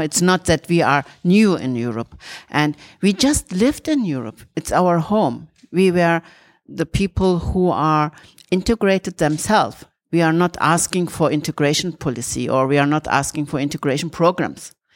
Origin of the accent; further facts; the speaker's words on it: Turkey; moved away; I'm coming from Turkey